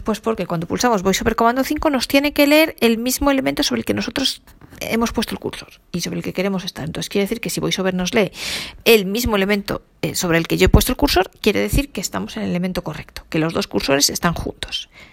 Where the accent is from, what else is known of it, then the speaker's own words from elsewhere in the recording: Spain; yo como buena española